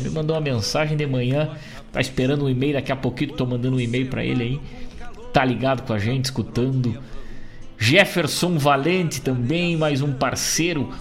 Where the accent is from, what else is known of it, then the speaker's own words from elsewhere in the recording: Rosário do Sul, Rio Grande do Sul, Brazil; now in Guaíba, Brazil; Eu que tenho o garrão vincado lá em Rosário do Sul, minha terra natal, minha terra querida